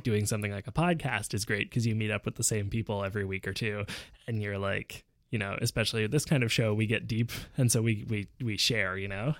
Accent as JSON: {"language": "English", "town": "Montreal", "region": "Quebec", "country": "Canada", "tie": "born or raised there", "also_born_or_lived": "Vancouver", "said": "we moved back to Montreal from Vancouver in the fall of nineteen ninety-nine"}